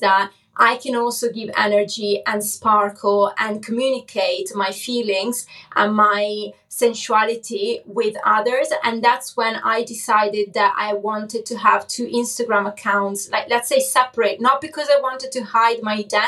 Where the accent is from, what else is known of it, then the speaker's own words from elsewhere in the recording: Cesena, Emilia-Romagna, Italy; English is a second language; moved away; also born or lived in Forlì; my hometown where I basically grew up, Cesena